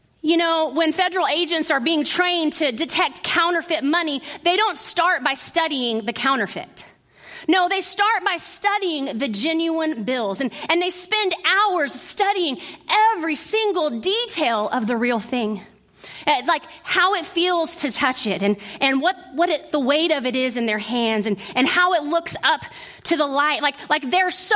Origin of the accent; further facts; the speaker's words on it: Midland, Texas, United States; I grew up in West Texas in Midland